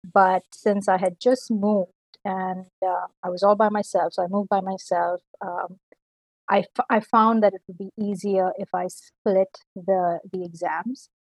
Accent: Delhi, India; moved away as an adult; now in Canada; I'm from Delhi, India

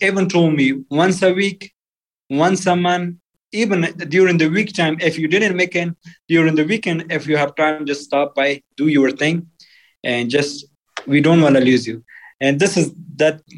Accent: Afghanistan; English is a second language; moved away as an adult; also born or lived in Pakistan / Virginia, United States; now in Salt Lake City, United States; I grew up in Afghan culture and a family.

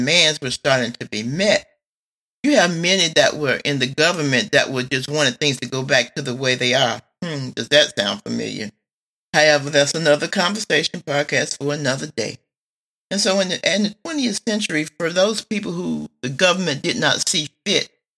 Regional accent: United States; I'm an American

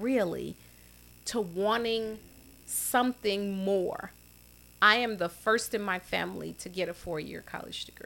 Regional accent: Chicago, Illinois, United States; we had relatives growing up on the South Side, and we lived on 40th and Drexel, right next to Grant Memorial AME Church, where my father was the custodian

